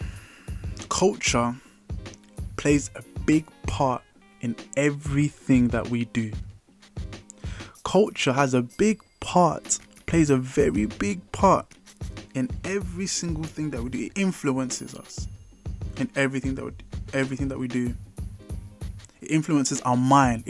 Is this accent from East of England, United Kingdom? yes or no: no; London, United Kingdom; I grew up in London